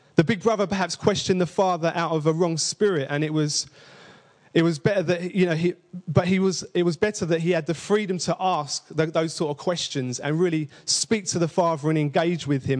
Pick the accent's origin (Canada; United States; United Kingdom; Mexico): United Kingdom; London; I say father with two V's, by the way, because I'm from East London